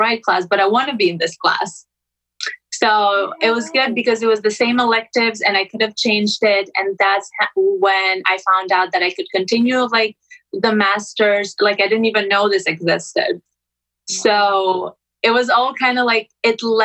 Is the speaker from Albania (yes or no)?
yes; Albania; now in Florida, United States; I'm originally from Albania.